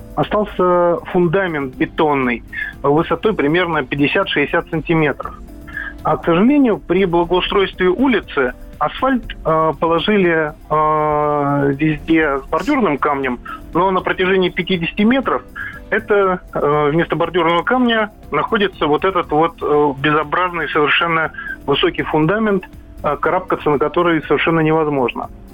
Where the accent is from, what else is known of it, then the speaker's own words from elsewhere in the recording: Moscow, Russia; Я коренной москвич